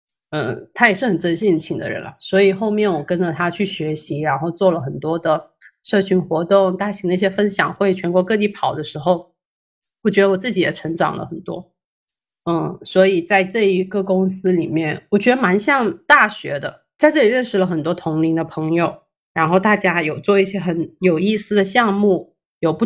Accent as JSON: {"language": "Chinese", "town": "Shenzhen", "region": "Guangdong", "country": "China", "tie": "born or raised there", "moved": "as an adult", "lives_now": "Zhongshan, China", "said": "从小在深圳长大，然后也在深圳读书，大学的时候也在广州。我后来大学毕业之后也回到深圳工作了，有四五年吧。"}